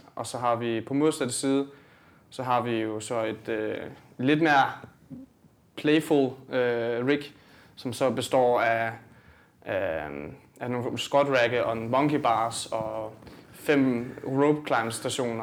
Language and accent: Danish; Sønderborg, Southern Denmark, Denmark; jeg kommer ned fra Sønderborg